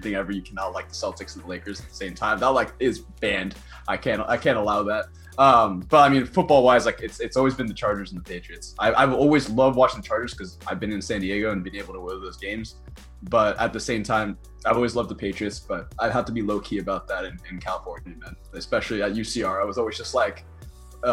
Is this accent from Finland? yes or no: yes; Finland; moved away; I'm originally from Finland, like that's our sport is hockey. Like that's why I grew up loving hockey